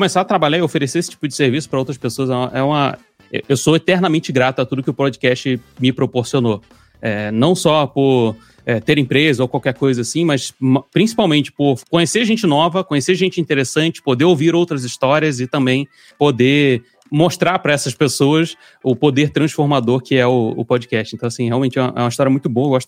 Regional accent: Rio de Janeiro, Brazil; eu sou do Rio de Janeiro

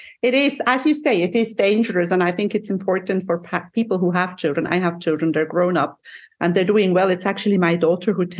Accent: Switzerland; now in Cyprus; I'm from Switzerland, but I have been living here for a very long time.

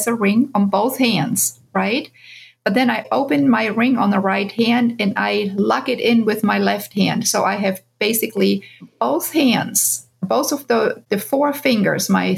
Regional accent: Bavaria, Germany; moved away as an adult; now in United States; I grew up in Germany

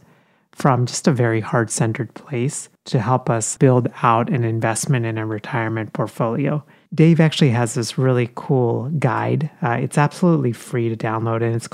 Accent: Texas, United States; moved away as an adult; also born or lived in India; now in Philadelphia, United States; I spent most of my childhood and college years in Texas

